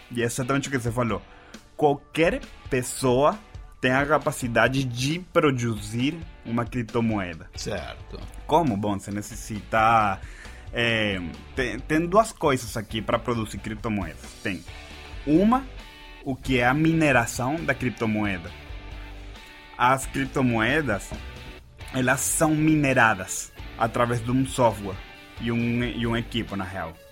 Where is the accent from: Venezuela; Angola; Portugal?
Venezuela; Portuguese is a second language; Na Venezuela, eu sou da Venezuela, lá foi onde eu fundei a minha primeira empresa.